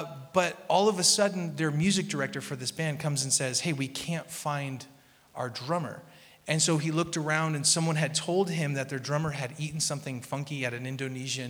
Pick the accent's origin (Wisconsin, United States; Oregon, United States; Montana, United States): Oregon, United States; Portland; I grew up in Portland